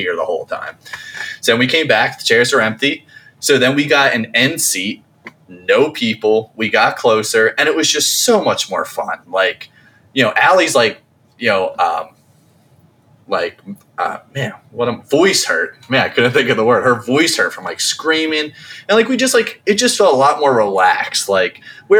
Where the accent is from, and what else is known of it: New Jersey, United States; born or raised there